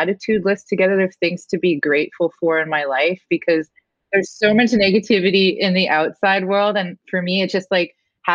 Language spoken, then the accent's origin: English; Enoch Cree Nation, Alberta, Canada; now in Florida, United States; I am from Treaty 6 Territory. I'm from the Enoch Cree Nation in Alberta.